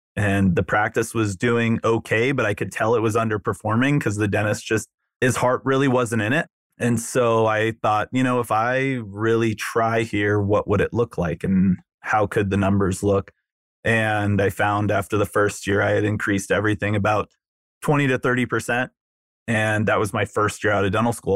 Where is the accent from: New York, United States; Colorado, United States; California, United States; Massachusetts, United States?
California, United States; Newport Beach; moved away as an adult; also born or lived in Chicago; I grew up in Southern California, Newport Beach